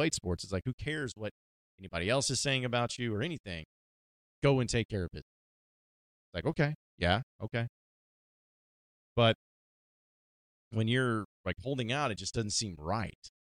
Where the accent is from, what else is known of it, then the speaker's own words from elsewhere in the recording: Fayetteville, Arkansas, United States; I grew up a Razorback fan. I'm from Fayetteville. I went to school there.